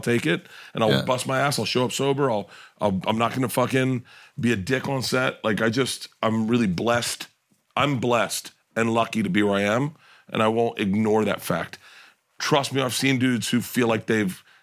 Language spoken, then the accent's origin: English; Florida, United States; I'm from Florida.